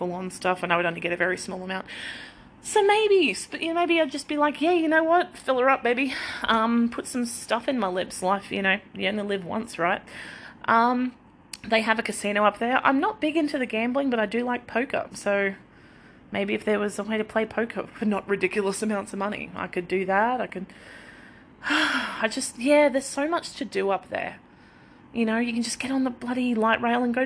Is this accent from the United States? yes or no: no; southeast Queensland, Australia; also born or lived in Victoria, Australia; I was born in Victoria in a very, very small country. Well, I was born in like a hospital, but then lived in a very small country town until I was 10. Then we moved to southeast Queensland into another very, very small country town.